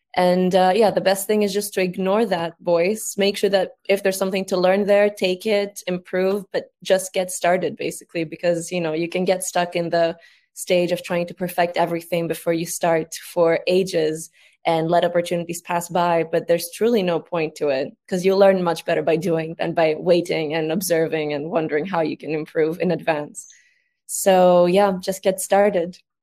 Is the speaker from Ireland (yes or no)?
no; Greece; now in London, United Kingdom; I'm from Greece. I'm 21 years old. I'm based in London right now.